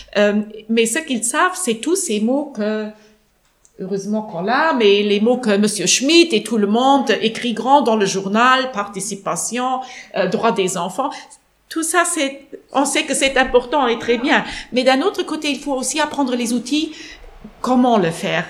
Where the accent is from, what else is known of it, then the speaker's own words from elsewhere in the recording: Luxembourg; chez nous au Luxembourg